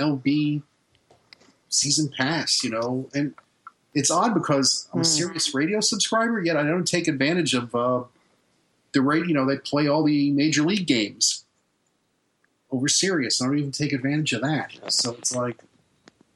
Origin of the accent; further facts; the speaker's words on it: New York City, New York, United States; now in Florida, United States; I wasn't born here in Florida. I'm from Brooklyn, fucking New York